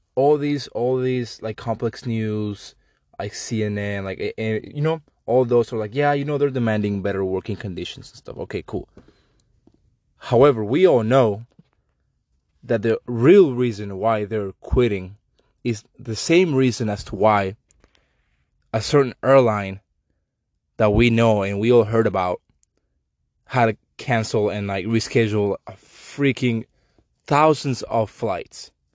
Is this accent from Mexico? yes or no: yes; Mexico; I'm Mexican. I apologize for my accent